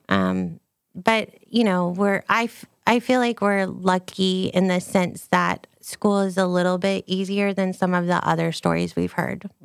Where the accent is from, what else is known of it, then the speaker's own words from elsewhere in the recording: United States; also born or lived in Texas; I'm an American